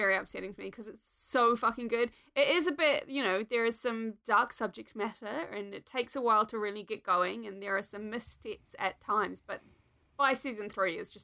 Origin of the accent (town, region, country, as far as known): New Zealand; born or raised there